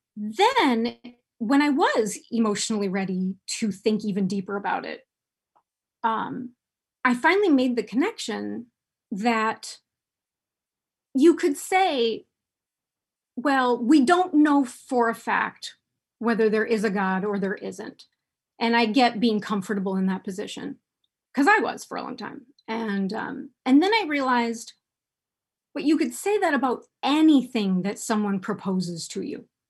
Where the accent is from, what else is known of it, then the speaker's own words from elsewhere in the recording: United States; I was born and raised here in the United States